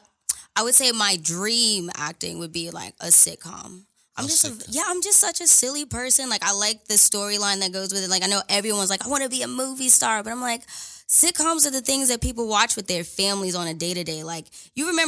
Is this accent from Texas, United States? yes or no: no; New York City, New York, United States; moved away as an adult; now in California, United States; Brownsville, Brooklyn. I was born in the projects